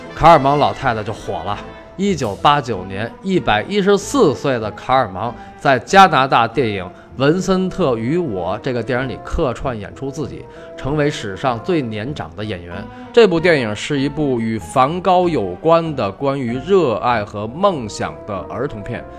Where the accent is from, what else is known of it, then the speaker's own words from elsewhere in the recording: China; 这用我们中国人的话说